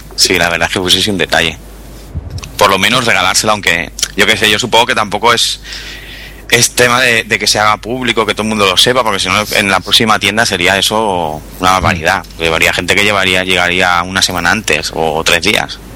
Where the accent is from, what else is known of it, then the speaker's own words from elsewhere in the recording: Barcelona, Catalonia, Spain; Soy de Barcelona